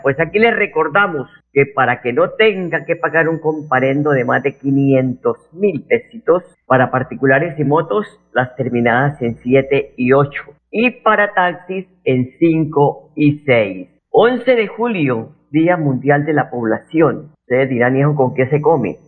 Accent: Colombia; los colombianos

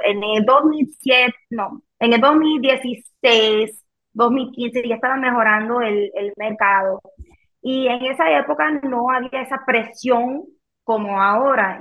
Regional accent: Miami, Florida, United States; first language Spanish; aquí en, Miami, donde yo nací

